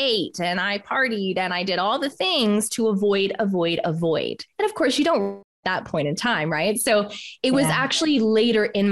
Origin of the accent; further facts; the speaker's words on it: Canada; moved away as an adult; also born or lived in Australia; So I'm Canadian and I left Canada